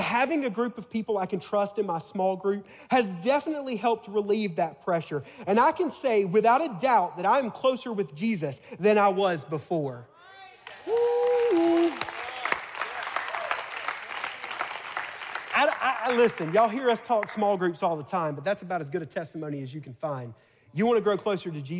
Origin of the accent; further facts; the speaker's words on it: Tuscaloosa, Alabama, United States; I'm from Tuscaloosa, Alabama, home of the Crimson Tide.